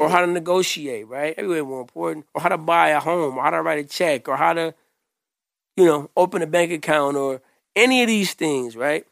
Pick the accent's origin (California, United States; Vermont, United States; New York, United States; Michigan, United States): Michigan, United States; Grand Rapids; I grew up here in Grand Rapids on the Southeast side.